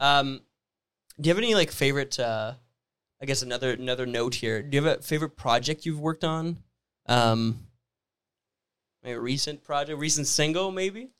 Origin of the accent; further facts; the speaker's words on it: Sudbury, Ontario, Canada; I'm from Sudbury, Ontario.